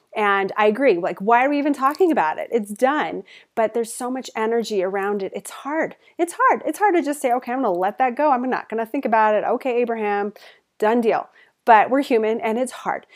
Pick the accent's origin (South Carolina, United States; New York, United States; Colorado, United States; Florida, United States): Colorado, United States; Denver; moved away as an adult; also born or lived in Portland, Oregon; I moved to Portland from Denver, moved to Portland, Oregon